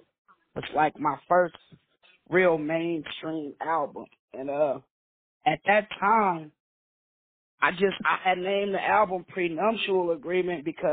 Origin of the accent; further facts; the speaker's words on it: Oakland, California, United States; I'm from Cypress Village Projects. It's a project in West Oakland.